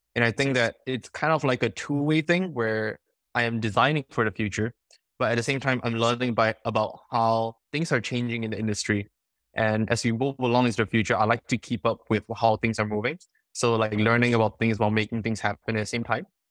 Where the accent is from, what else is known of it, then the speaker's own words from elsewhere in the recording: Singapore; now in California, United States; I come from Singapore.